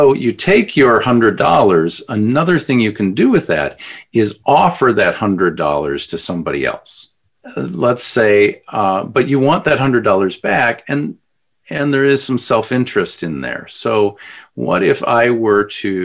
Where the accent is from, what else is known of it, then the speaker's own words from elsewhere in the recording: Edina, Minnesota, United States; us growing up in Edina, you know, spending time in Edina